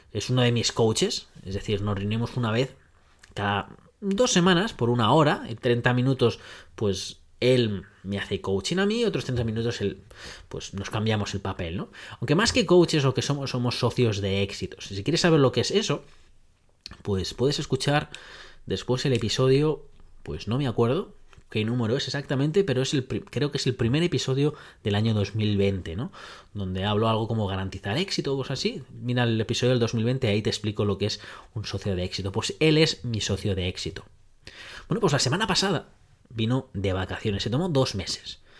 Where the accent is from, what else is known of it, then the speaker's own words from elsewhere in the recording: Netherlands; Spanish is a second language; soy holandés, soy cuadriculado